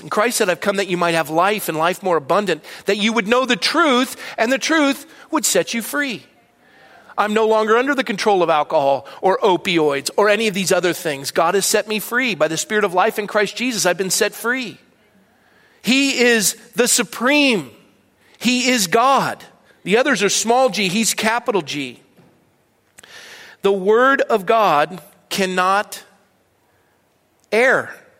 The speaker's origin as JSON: {"language": "English", "country": "Ireland", "said": "I'm not angry, I'm Irish."}